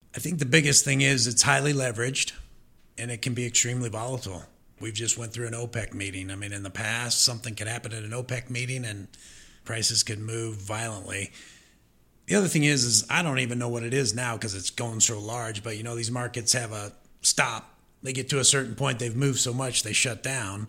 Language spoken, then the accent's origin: English; Omaha, Nebraska, United States; moved away as an adult; also born or lived in Missouri; I'm originally from Omaha, Nebraska, so I'm a Nebraskan